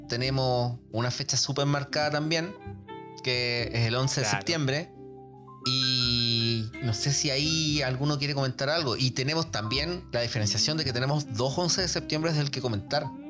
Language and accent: Spanish; Rancagua, O'Higgins, Chile; yo me acuerdo de chico, eh, acá en Rancagua